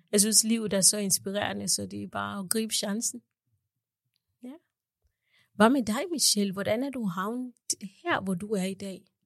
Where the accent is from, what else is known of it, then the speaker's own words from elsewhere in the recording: Kenya; also born or lived in Uganda; now in Denmark; da jeg var barn i Kenya